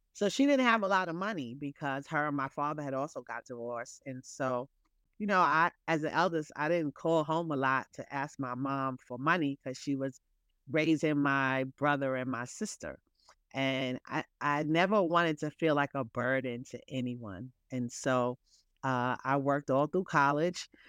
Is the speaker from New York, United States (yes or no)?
yes; New York City, New York, United States; I'm a New Yorker